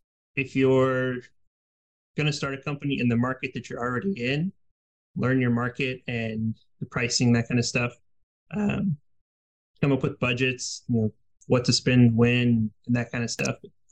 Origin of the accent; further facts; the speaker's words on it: Kansas City, United States; we're actually new to this area. We're from Kansas City.